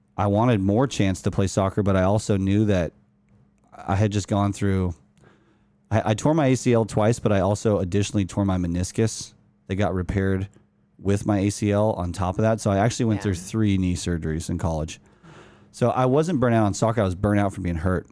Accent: Utah, United States; moved away as an adult; also born or lived in Los Angeles, California; Growing up in Utah

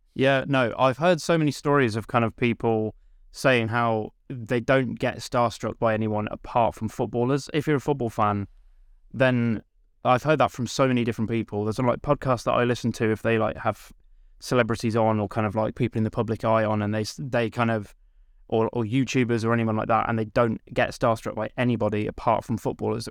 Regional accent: Stratford-upon-Avon, West Midlands, United Kingdom; I'm from Stratford upon Avon in Warwickshire

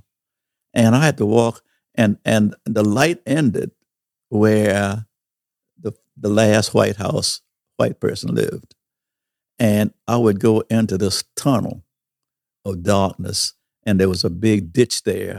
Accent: St. Stephen, South Carolina, United States; I worked at a theater. I was a projectionist, one of the first black projectionists in this little town of St. Stephens.

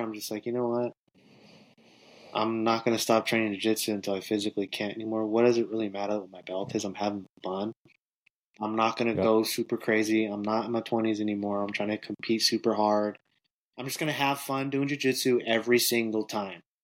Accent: Northern California, United States; moved away as an adult; also born or lived in Los Angeles; now in Atlanta, United States; So, I'm originally from Northern California. I'm originally from the 209

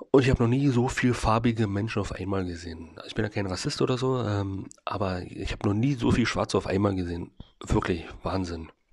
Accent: Germany; ich als, als richtiger Deutscher

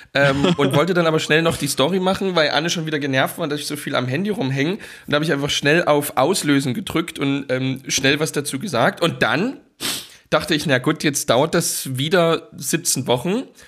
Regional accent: Dresden, Saxony, Germany; moved away; was ich noch kenne aus Dresden

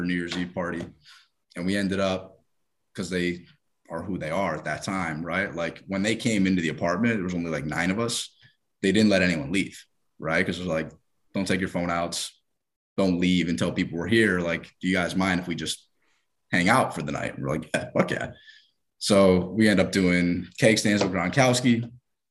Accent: Trumbull, Connecticut, United States; born or raised there

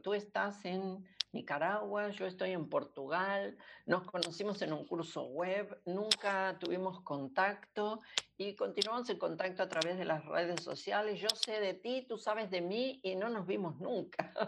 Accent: Argentina; yo soy argentina

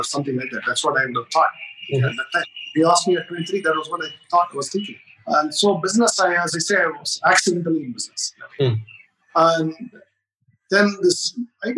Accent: India; being Indian

